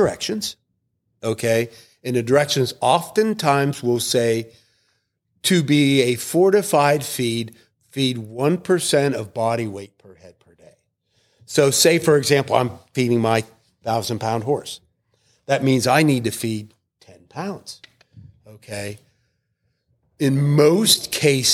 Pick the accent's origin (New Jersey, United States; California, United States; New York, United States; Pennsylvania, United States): Pennsylvania, United States; I am from Pennsylvania